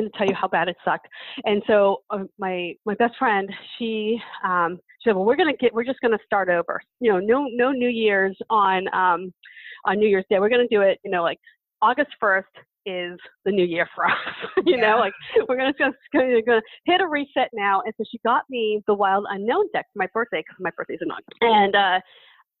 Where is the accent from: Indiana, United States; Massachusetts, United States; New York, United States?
Massachusetts, United States; Boston; moved away; also born or lived in Lake Forest Park, Washington; I'm from Boston, so we say that word